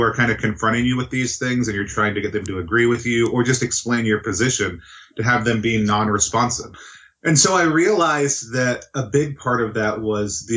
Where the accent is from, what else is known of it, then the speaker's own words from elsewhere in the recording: the South, Texas, United States; now in Pacific Northwest, United States; I grew up in the South